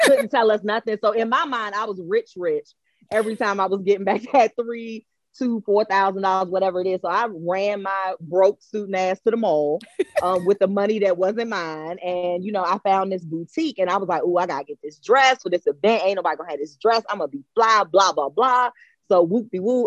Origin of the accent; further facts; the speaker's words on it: Prince George's County, Maryland, United States; I was born and raised in Prince George's County